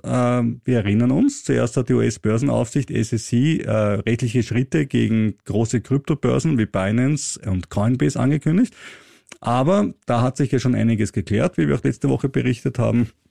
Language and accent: German; Austria; ich als Österreicher